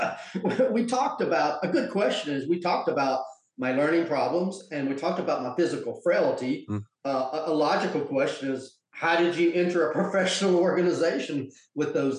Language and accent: English; Georgia, United States; also born or lived in South Carolina; I grew up in Georgia and South Carolina, and it was a ordinary childhood, kind of in the countryside